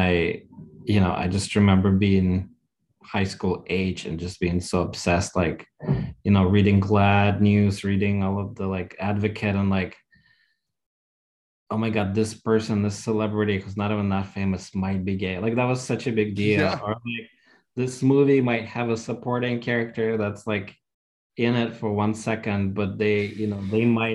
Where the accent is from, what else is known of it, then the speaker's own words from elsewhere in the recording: Russia; moved away; growing up in Russia, we were sort of stuck 50 years ago